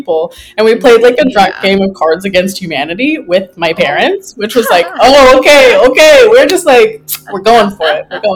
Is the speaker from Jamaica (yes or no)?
no; Lethbridge, Alberta, Canada; moved away as an adult; also born or lived in California / Taiwan; now in Vancouver, Canada; So I'm Canadian originally. I grew up in Lethbridge, Alberta